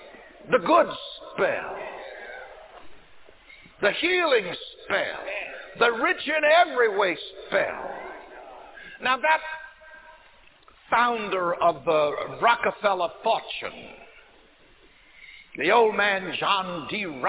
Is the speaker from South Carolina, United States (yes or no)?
yes; South Carolina, United States; I remember growing up in South Carolina in the country